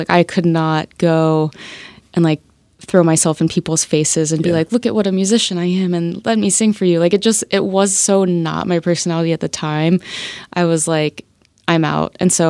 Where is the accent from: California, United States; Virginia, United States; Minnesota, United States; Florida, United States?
Florida, United States; Tampa; At the big football stadium in Tampa. I grew up